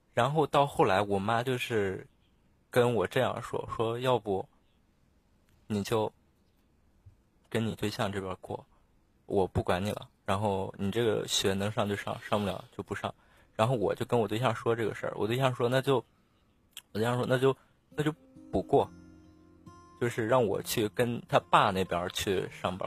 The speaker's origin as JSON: {"language": "Chinese", "region": "Jilin", "country": "China", "said": "我是东北的，我是东北吉林这边儿"}